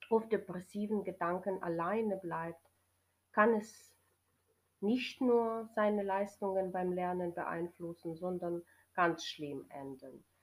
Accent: Ukraine; German is a second language; ich komme aus der Ukraine.

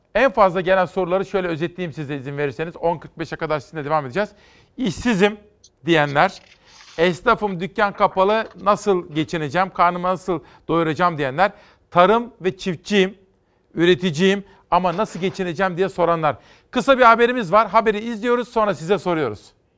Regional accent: Kütahya, Turkey; Ben Kütahyalıyım

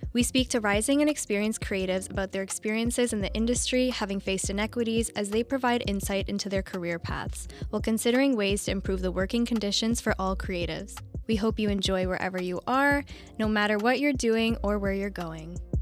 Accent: Ottawa, Ontario, Canada; I'm from Ottawa and I also have friends there.

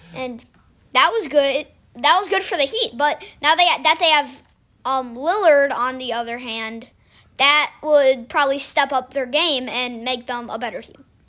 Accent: Chicago, Illinois, United States; I am from Chicago

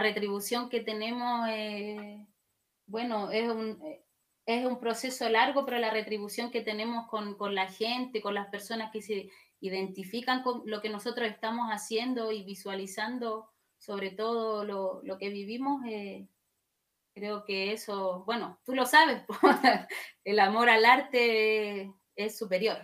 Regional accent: Wallmapu, Chile; como mapuche

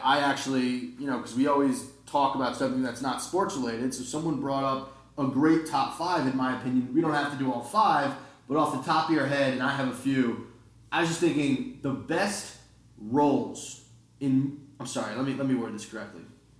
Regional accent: New Jersey, United States; we're from New Jersey

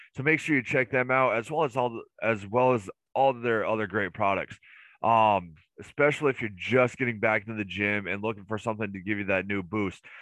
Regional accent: United States; me being an American

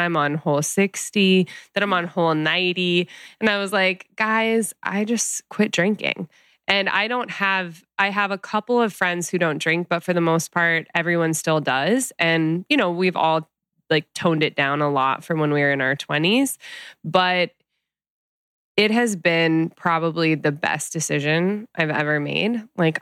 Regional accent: Midwest, United States; now in Los Angeles, United States; growing up in the Midwest

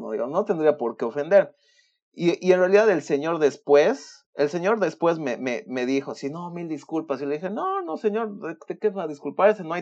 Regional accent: Bolivia; moved away; sí, me he venido de Bolivia el 2019, etcétera, etcétera.

